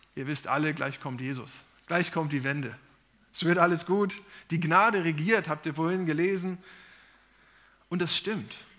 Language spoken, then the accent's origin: German; Germany; sind wir in Deutschland oder in Europa geboren